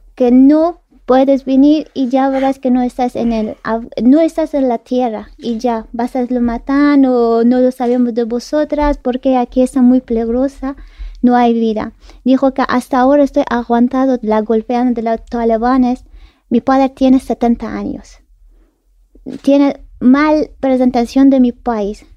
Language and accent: Spanish; Kabul, Afghanistan; Spanish is a second language; moved away as an adult; now in Spain; Mi padre es de Parwan, mi madre ah. es de Panjshir y yo nací en Kabul